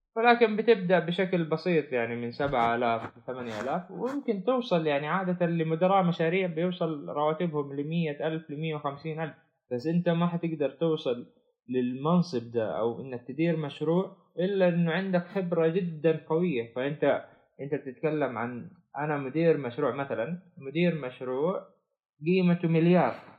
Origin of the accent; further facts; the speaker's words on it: Saudi Arabia; عندنا في السعودية